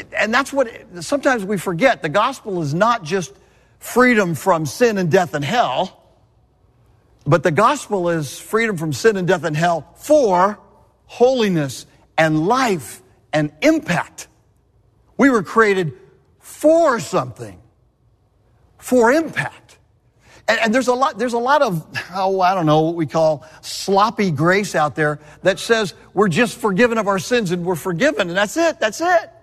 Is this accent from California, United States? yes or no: yes; Southern California, United States; I'm from Southern California, born and raised